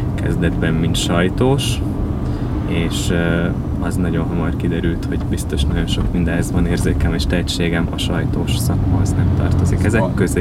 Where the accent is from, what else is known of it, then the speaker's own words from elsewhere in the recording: Vasszécseny, Vas, Hungary; Szombathely mellől ö, származom Vasszécseny nevű faluból